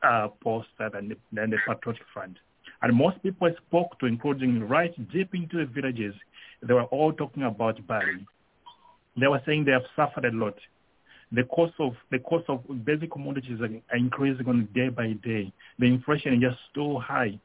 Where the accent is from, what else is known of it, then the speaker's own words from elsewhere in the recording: Copperbelt Province, Zambia; moved away; I come from the Copper Belt.